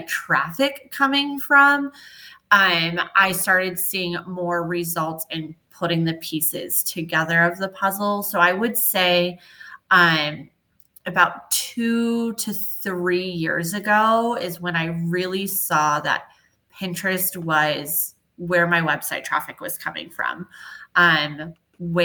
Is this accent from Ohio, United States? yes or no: no; Southern California, United States; moved away as an adult; now in Dallas, United States; I am originally from Southern California.